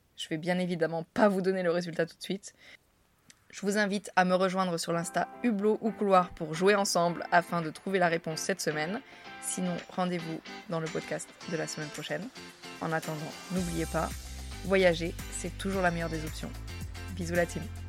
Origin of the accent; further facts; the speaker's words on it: France; accent: French; moved away as an adult; also born or lived in New York City; il entend à mon accent que je suis française